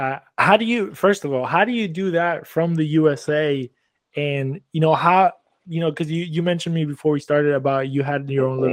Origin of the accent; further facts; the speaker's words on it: Argentina; now in Houston, United States; I'm from Argentina